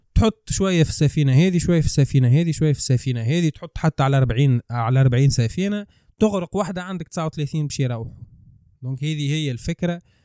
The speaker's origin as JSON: {"language": "Arabic", "country": "Tunisia", "said": "نحن كتوانسه"}